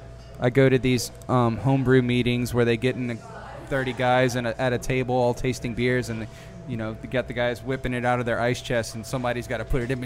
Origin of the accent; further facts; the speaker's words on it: Lafayette, Louisiana, United States; moved away; I'm originally from Lafayette area.